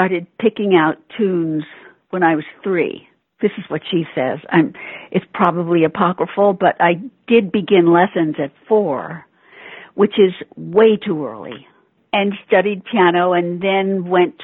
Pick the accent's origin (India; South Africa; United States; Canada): United States; New York; Born and bred in New York